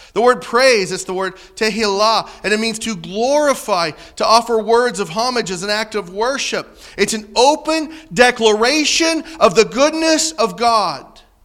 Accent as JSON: {"language": "English", "region": "Southern Illinois", "country": "United States", "said": "I'm from Southern Illinois"}